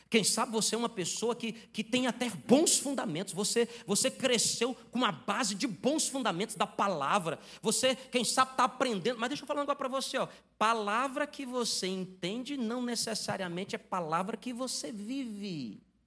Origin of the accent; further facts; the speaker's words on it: Ceará, Brazil; Eu sou do Ceará